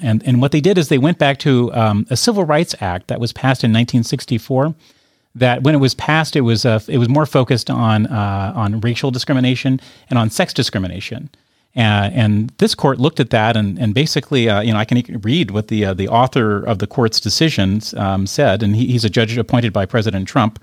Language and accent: English; United States; As an American taxpayer